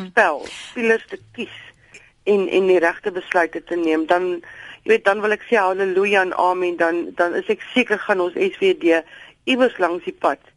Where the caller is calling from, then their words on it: George, Western Cape, South Africa; ek is hier van George